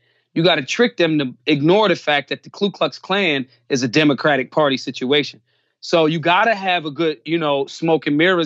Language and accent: English; Philadelphia, Pennsylvania, United States; I'm from Philly, born and raised